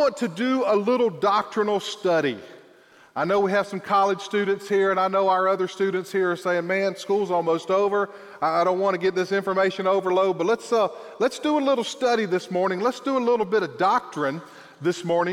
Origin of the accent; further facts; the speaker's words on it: South Georgia, United States; also born or lived in Hoboken, Brantley County, Georgia; I am a South Georgia boy